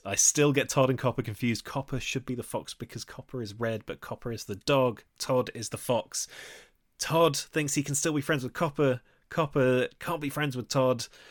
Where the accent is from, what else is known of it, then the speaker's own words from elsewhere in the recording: Nottingham, East Midlands, United Kingdom; my hometown